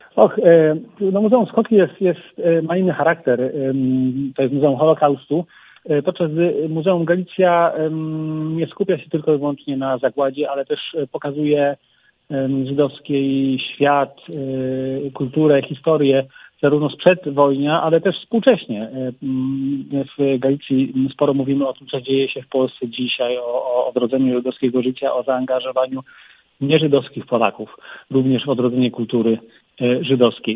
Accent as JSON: {"language": "Polish", "town": "Kraków", "region": "Lesser Poland", "country": "Poland", "tie": "born or raised there", "said": "Krakusem z urodzenia. Także znaczy, ja wychodzę na pole. Nie na dwór, ale na pole wychodzę."}